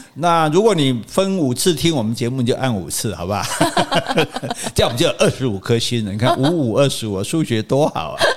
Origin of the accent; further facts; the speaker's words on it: Taiwan; 我是中华民国的